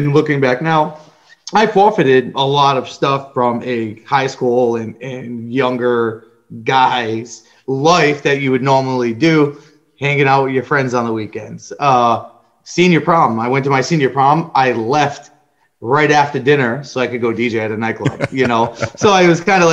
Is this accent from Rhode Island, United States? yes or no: yes; Rhode Island, United States; I'm from Rhode Island